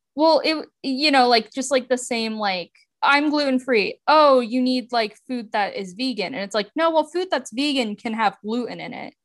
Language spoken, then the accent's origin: English; United States; as an American